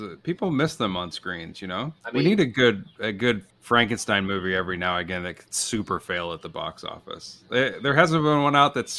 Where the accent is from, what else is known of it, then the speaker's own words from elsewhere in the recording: United States; said that I was American.